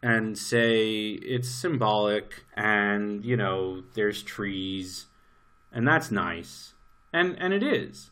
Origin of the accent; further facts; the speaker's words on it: New York, United States; moved away as an adult; now in Israel; I grew up in New York.